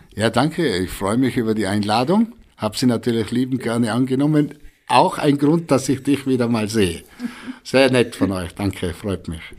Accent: Breitenwang, Tyrol, Austria; accent: Reutener Dialekt; moved away as an adult; also born or lived in Reutte / Hamburg; Ein Breitenwanger, gebürtig in Breitenwanger

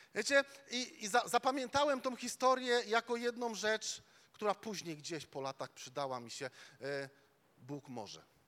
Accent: Łódź, Łódź Voivodeship, Poland; my, my tam z Łodzi, e, my, my z Łodzi

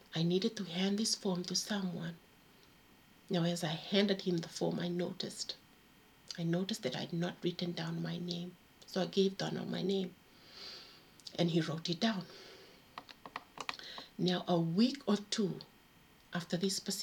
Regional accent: Fiji; now in United Kingdom; I grew up in Fiji

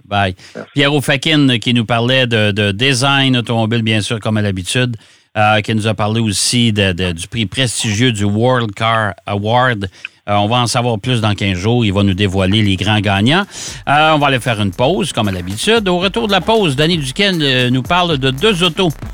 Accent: Trois-Rivières, Quebec, Canada; quand j'étais jeune, on avait un, chauffeur de taxi ici dans mon Mont-Patelin, à Trois-Rivières

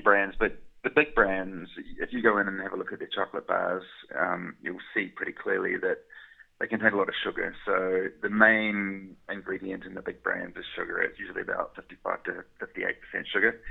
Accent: New Zealand; moved away as an adult; now in Glasgow, United Kingdom; I'm from New Zealand

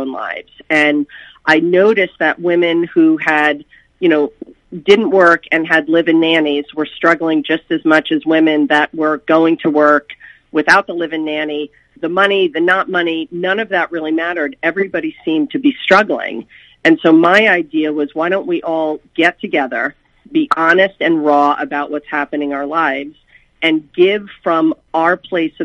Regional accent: Bernardsville, New Jersey, United States; moved away as an adult; also born or lived in Boulder, Colorado; we moved back to our hometown of Bernardsville and Peapack Gladstone, New Jersey, my husband and I.

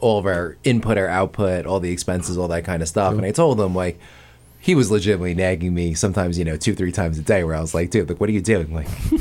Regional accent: Garden City, New York, United States; Me growing up in Garden City and Neuway Park

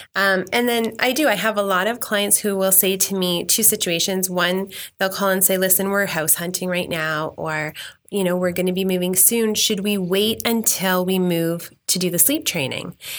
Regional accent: Mississauga, Ontario, Canada; now in Milton, Canada; I grew up ten minutes from here. I grew up in Meadowvale

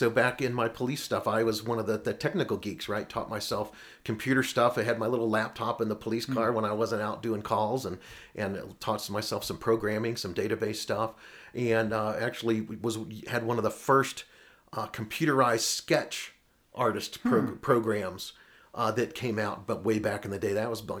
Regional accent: Kansas City, Missouri, United States; also born or lived in St. Louis; now in Denver, United States; I did most of my growing up in Kansas City, and then spent 10 years in St. Louis. And or actually 20 years in St. Louis, and then moved in Denver.

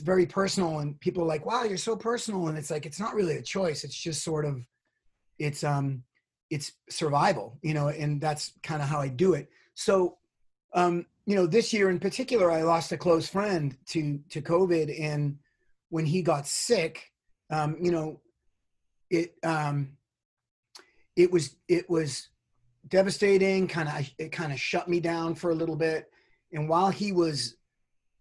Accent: Boston, Massachusetts, United States; also born or lived in New York; now in California, United States; I'm from Boston. I spent a long time in New York

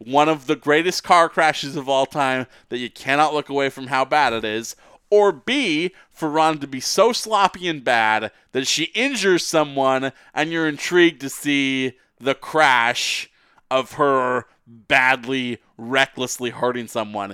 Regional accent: Vancouver, British Columbia, Canada; we're both from Vancouver

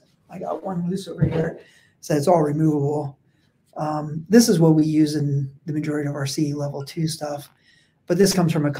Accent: East Coast, United States; accent: East Coast; No, what are, sorry, my East Coast accent there, water.

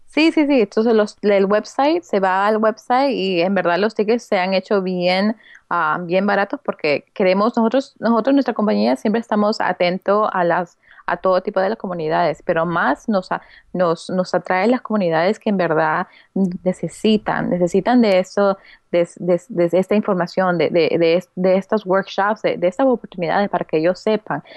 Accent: United States; also born or lived in Peru / Lima, Peru; now in New York, United States; creciendo aquí en, en Estados Unidos

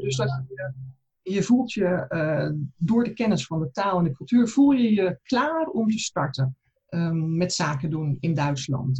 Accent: South Holland, Netherlands; moved away as an adult; now in Berlin, Germany; Ik ben zuid vanuit Zuid-Holland naar Berlijn

